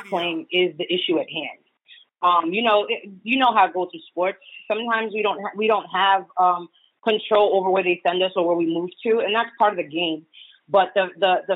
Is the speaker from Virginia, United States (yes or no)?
no; New York, United States; I'm a New Yorker